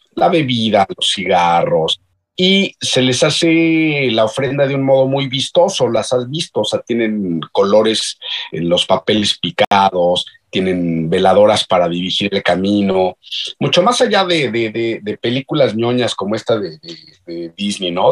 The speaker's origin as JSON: {"language": "Spanish", "country": "Mexico", "said": "nosotros, los, los mexicanos"}